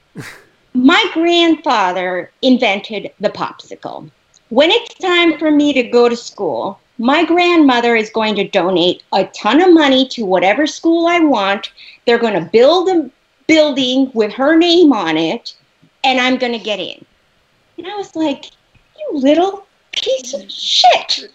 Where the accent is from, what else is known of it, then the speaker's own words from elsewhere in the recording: Los Angeles, California, United States; I'm American, I'm from Los Angeles